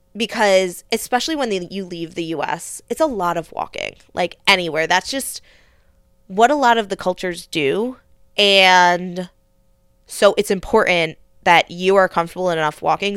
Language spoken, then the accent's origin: English; United States; especially an, an American woman